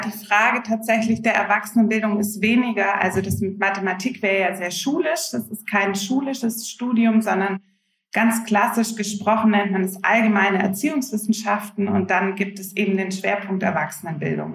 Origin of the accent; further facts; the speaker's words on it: Swabia, near Stuttgart, Baden-Württemberg, Germany; moved away as an adult; now in Hamburg, Germany; Ganz ursprünglich bin ich aus dem Schwabenland, aus der Nähe von Stuttgart und wohne jetzt seit knapp zwölf Jahren in schönen Hamburg mit meiner Familie